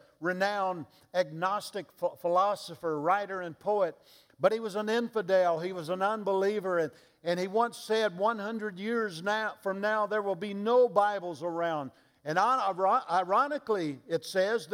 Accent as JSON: {"language": "English", "region": "Mississippi", "country": "United States", "said": "I'm from Mississippi"}